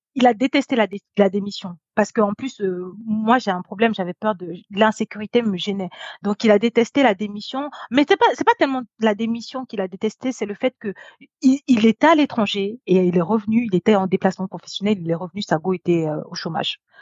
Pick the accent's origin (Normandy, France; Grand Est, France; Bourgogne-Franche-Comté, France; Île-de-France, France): Normandy, France; J'ai grandi en Normandie